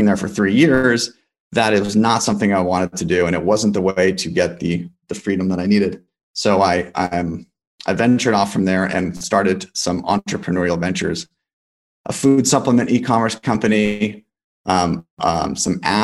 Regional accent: Los Angeles, California, United States; also born or lived in Boulder, Colorado; I'm from Los Angeles, and I went to college at the University of Colorado Boulder

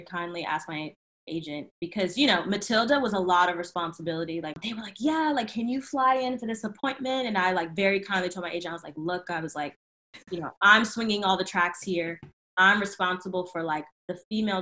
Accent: Virginia, United States; I'm from Virginia

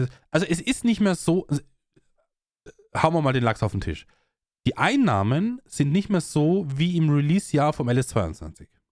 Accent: Austria; bei uns in Österreich

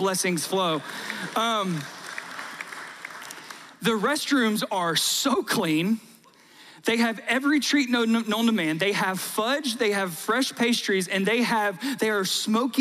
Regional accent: South Georgia, United States; I grew up in South Georgia

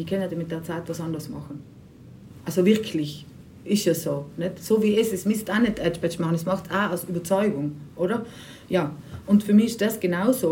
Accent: Bruneck, Trentino-Alto Adige, Italy; moved away; Ich bin eigentlich aus Bruneck ursprünglich.

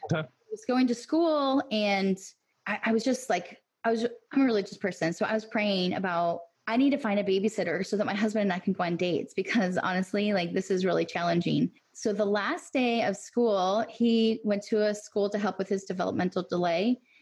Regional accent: Illinois, United States; now in Tennessee, United States; I'm originally from Illinois

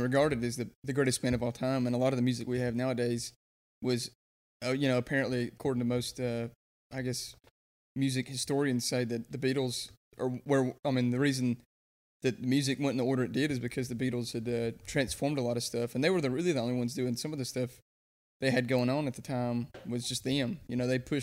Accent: the South, United States; we're from the South

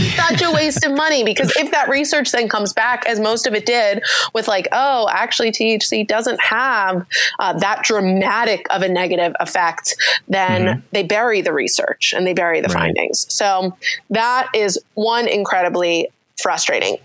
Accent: New York, United States; I'm also from New York, so okay. I, I just pronounce everything differently

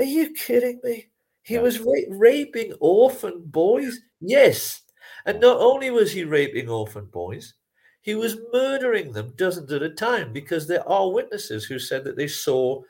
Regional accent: England, United Kingdom; as an Englishman

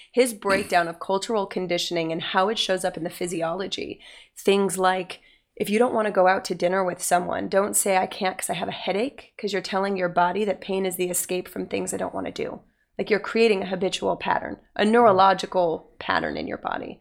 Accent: Utah, United States; I grew up in Utah

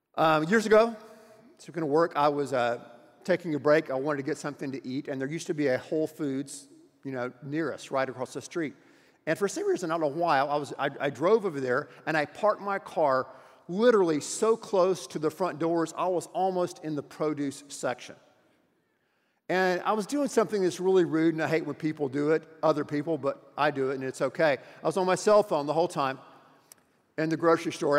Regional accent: United States; as an American and as a citizen here in our wonderful country

